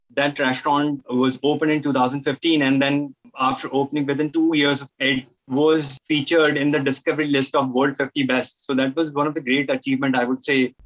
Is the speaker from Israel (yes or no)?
no; northern India, India; moved away as an adult; now in Dubai, United Arab Emirates; I'm from India, from the northern, northern part of India, and I've been in Dubai since last 12 years